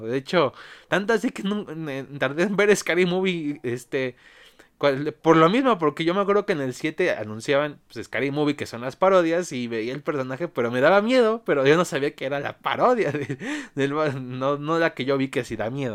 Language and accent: Spanish; Mexico; aquí en mi país México